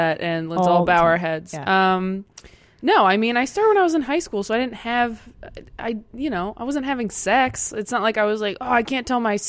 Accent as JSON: {"language": "English", "town": "Temecula", "region": "California", "country": "United States", "tie": "born or raised there", "said": "I grew up in Temecula."}